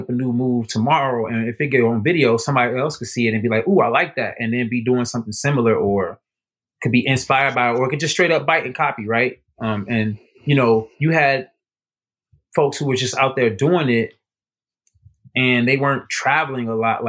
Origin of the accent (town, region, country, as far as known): Chicago, Illinois, United States